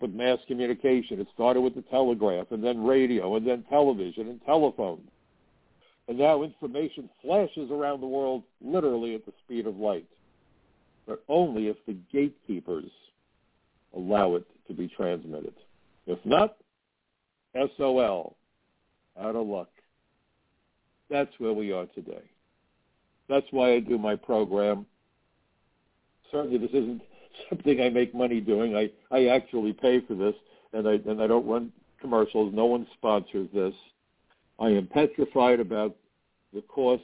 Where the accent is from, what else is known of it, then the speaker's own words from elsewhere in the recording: United States; I'm American